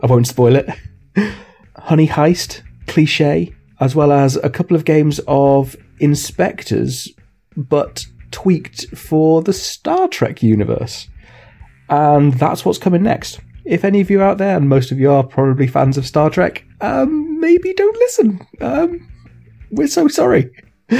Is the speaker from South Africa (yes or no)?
yes; South Africa; accent: South African; my South African accent